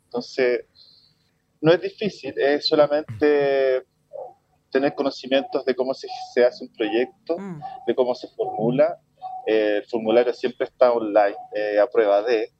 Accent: Chile; somos nacidos y criados en Chile

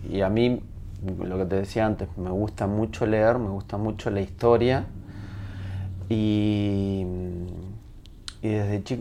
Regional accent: Spain; moved away; Yo me tuve que ir de España por, eh, porque incendiaron mi pueblo.

